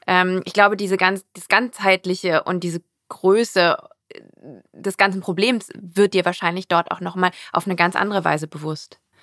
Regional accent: Rhein-Kreis Neuss, North Rhine-Westphalia, Germany; aus der Gegend, wo ich herkomme, aus dem ja. Rheinkreis Neuss in NRW bei Düsseldorf

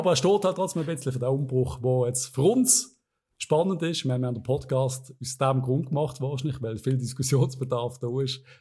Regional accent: Switzerland; Ich finde, als Schweizer musst du einfach ein bisschen mehr machen.

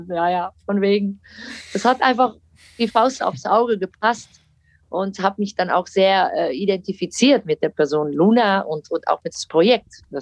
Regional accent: Netherlands; German is a second language; moved away; Ihr seid doch Deutsch, ich nicht.

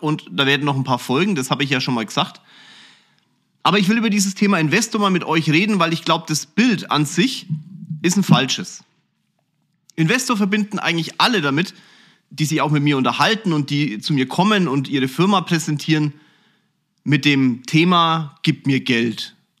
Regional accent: Kulmbach, Bavaria, Germany; ich bin aufgewachsen in Kulmbach, einem wirklich süßen kleinen Städtchen

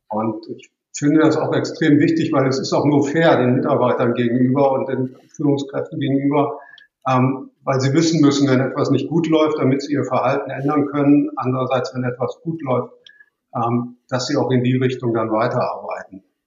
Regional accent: Cologne, North Rhine-Westphalia, Germany; ich bin geboren und aufgewachsen in Köln

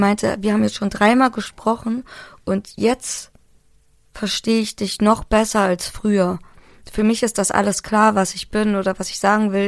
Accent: Hamburg, Germany; moved away; ich bin Hamburgerin und das merkt man auch in meiner Sprache

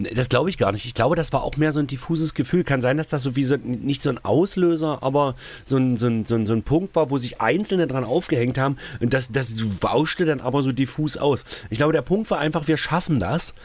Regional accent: East Germany, Germany; mein ostdeutsches Patriotenherz

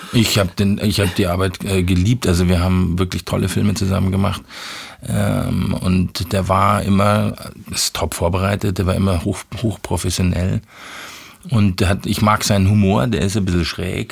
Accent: Munich, Bavaria, Germany; also born or lived in Ismaning / Chiemsee / Freising; ich bin in München aufgewachsen

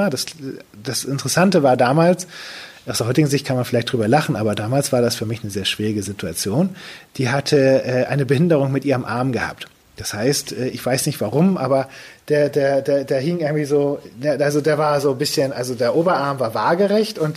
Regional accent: Lower Saxony, Germany; Ja, also ich komme aus der Ecke von Cuxhaven, aus einem kleinen Dorf.

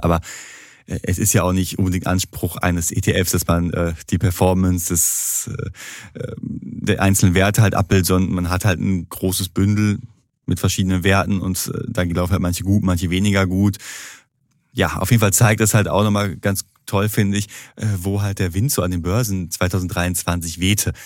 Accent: Duisburg, North Rhine-Westphalia, Germany; bei uns in Duisburg

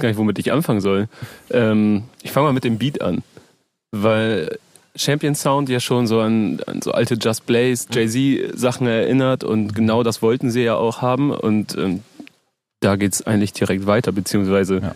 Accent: near Oldenburg, Lower Saxony, Germany; now in Hamburg, Germany; ich komme aus der Nähe von Oldenburg

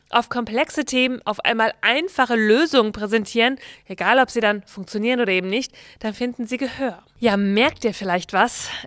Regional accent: Bielefeld, North Rhine-Westphalia, Germany; der Vorsitzende der FDP aus meiner Heimatstadt in Bielefeld

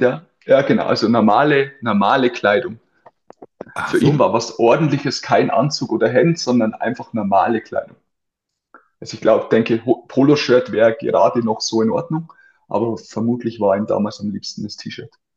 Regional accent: near Amberg, Bavaria, Germany; zum FC Amberg zurückzugehen, also zum damalig größten Verein in der, in der Umgebung von meinem Heimatort

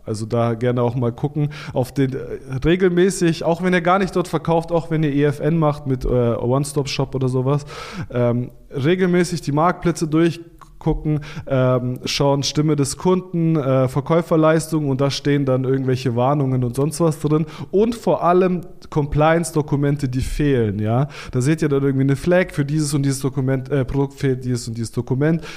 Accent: Stuttgart, Baden-Württemberg, Germany; ich bin aus Stuttgart, das ist ja die Konzernhauptstadt oder eine der Konzernzentren Deutschlands

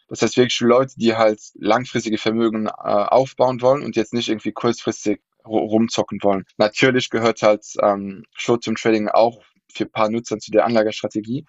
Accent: Luxembourg; German is a second language; also born or lived in London; now in Berlin, Germany; wohne in Berlin, aber gebürtiger Luxemburger

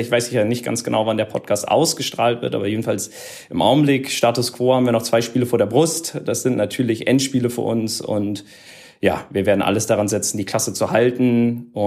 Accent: Berlin, Germany; man muss ja auch gestehen, als, als Berliner, so, sowohl Hertha als auch Union sind ja ähm, mittlerweile auch gerettet.

